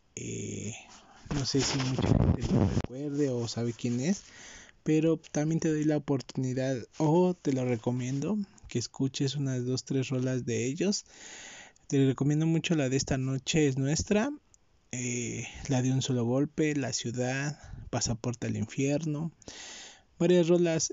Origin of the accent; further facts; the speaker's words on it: Mexico; yo, que soy de México